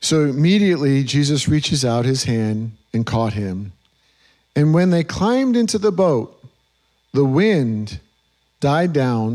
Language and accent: English; New York, United States; moved away; I grew up in New York